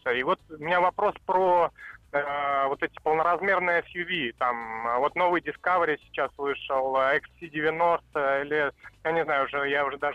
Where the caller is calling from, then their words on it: Moscow, Russia; я из Москвы.